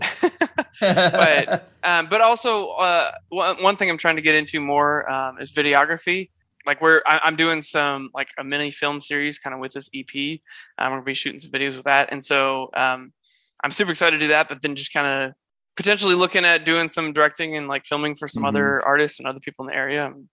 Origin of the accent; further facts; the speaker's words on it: St. Louis, Missouri, United States; moved away; we growing up in St. Louis